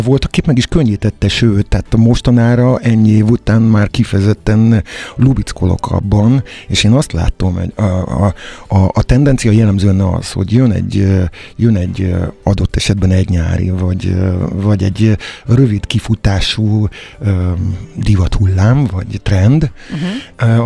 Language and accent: Hungarian; Csorna, Győr-Moson-Sopron, Hungary; moved away as an adult; now in Budapest, Hungary; Amikor én cseperedtem, akkor akkor Győr-Sopron éltem, egész konkrétan Csornán születtem